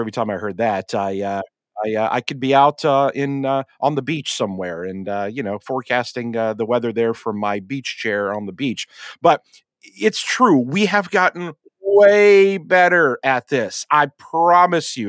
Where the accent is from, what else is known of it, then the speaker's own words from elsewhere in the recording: Vetersburg, Indiana, United States; where I grew up in Vetersburg, Indiana